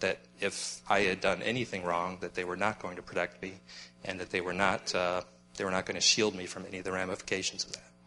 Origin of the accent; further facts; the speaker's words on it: Black Hills, South Dakota, United States; moved away; also born or lived in Mitchell, South Dakota; I was born in Mitchell, South Dakota, but actually I grew up in the Black Hills of South Dakota